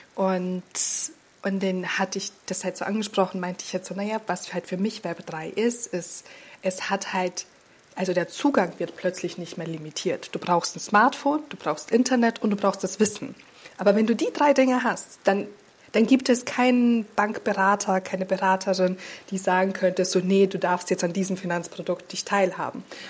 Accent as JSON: {"language": "German", "country": "Austria", "tie": "born or raised there", "also_born_or_lived": "Slovenia", "moved": "as an adult", "lives_now": "Hamburg, Germany", "said": "ich wurde in Österreich äh, total christlich sozialisiert"}